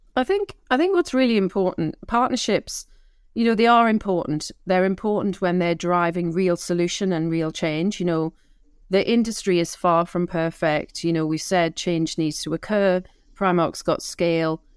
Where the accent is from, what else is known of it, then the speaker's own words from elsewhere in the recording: Newcastle upon Tyne, North East England, United Kingdom; I'm a Geordie.